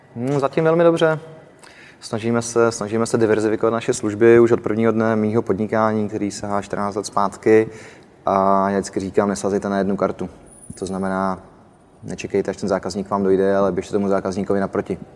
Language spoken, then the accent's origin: Czech; Czechia; jsme Češi